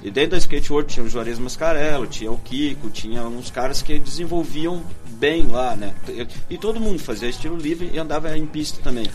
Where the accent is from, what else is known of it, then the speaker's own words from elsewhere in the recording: Santa Catarina, Brazil; moved away; also born or lived in Porto Alegre / Pelotas; eu me mudei para Florianópolis. Quando eu cheguei em Florianópolis, voltando para o meu estado natal